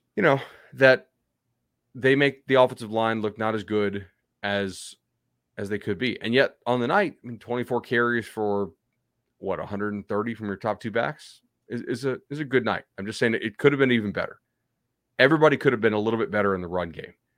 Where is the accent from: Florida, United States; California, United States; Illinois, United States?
Florida, United States; Fort Myers; now in Orlando, United States; I grew up in Fort Myers.